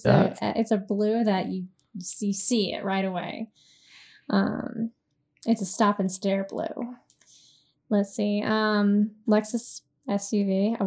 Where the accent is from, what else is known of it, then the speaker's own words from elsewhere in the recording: the South, United States; maybe it's because I'm from the South